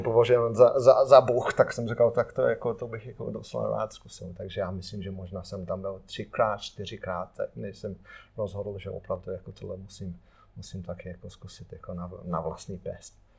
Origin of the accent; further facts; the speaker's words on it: Ruddington, East Midlands, United Kingdom; Czech is a second language; moved away; also born or lived in Wolverhampton; Já jsem jako z Nottinghamu, a jsem respektive jsem z, z vesnici, který se jmenuje Ruddington